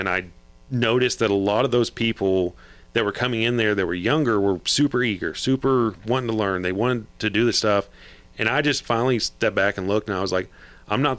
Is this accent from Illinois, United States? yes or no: no; Fort Worth, Texas, United States; also born or lived in San Antonio; I grew up in Fort Worth.